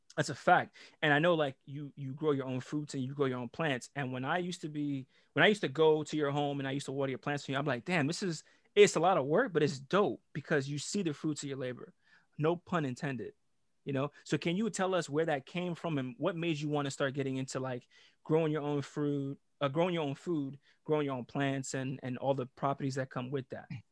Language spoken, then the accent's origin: English; Jamaica; I'm Jamaican too